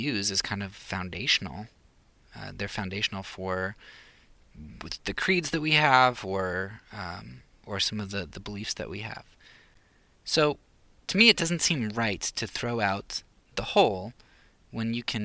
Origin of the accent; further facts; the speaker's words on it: Pennsylvania, United States; moved away; I'm from Pennsylvania